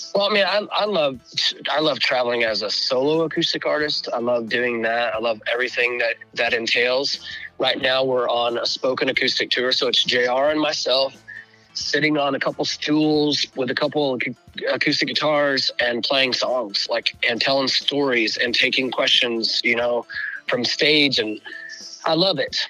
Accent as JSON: {"language": "English", "region": "Northwest Arkansas", "country": "United States", "moved": "yes", "lives_now": "Des Moines, United States", "said": "Northwest Arkansas"}